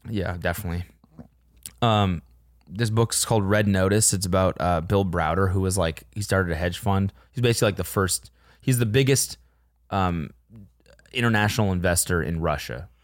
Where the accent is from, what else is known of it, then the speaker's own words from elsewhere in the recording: Calgary, Alberta, Canada; I'm a really, like, bad Calgarian